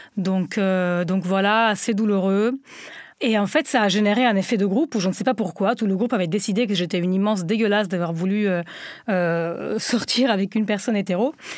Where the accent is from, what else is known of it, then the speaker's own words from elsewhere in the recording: Italy; French is a second language; moved away as an adult; now in France; je viens d'Italie et j'ai vécu dans une Italie conservatrice, une Italie berlusconienne